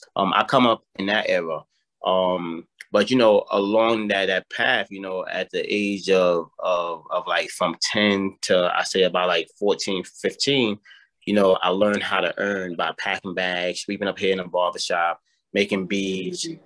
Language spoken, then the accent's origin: English; New York City, New York, United States; born and raised in the South Bronx